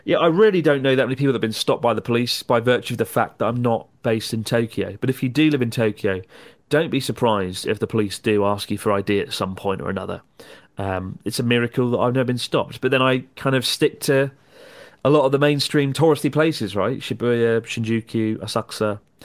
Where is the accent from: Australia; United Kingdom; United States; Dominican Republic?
United Kingdom; as a British person